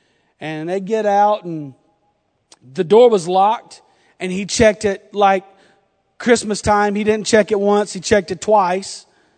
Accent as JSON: {"language": "English", "region": "the South", "country": "United States", "accent": "southern", "said": "I feel like I've lost my southern accent. I don't hear it anymore."}